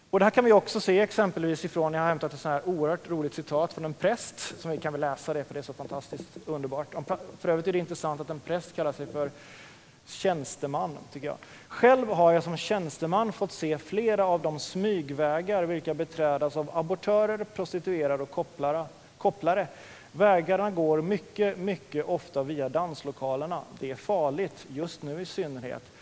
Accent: Oskarshamn, Kalmar County, Sweden; also born or lived in Linköping; now in Örebro, Sweden; jag är från östkusten, som sagt, från Oskarshamns- Oskarshamn

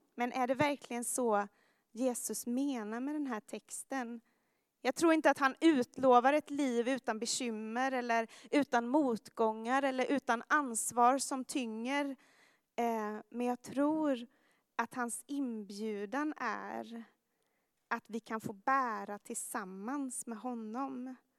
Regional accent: Jönköping, Jönköping County, Sweden; moved away; i min gymnasieklass i eh, Jönköping, där jag kommer ifrån

